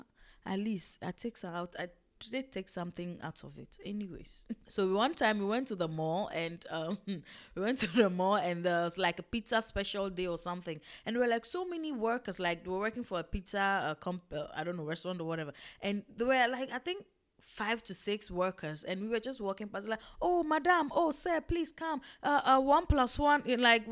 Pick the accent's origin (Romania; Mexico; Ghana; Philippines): Ghana; born there; Me, that I thought, oh, me, I was born in Ghana, I have the blood, I have everything, my skin is tough, back to the motherland